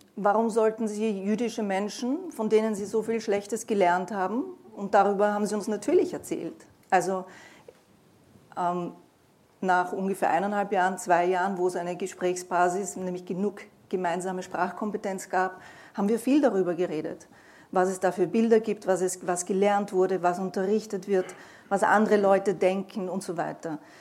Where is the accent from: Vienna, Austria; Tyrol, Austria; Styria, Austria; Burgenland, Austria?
Vienna, Austria; als Wiener Jüdin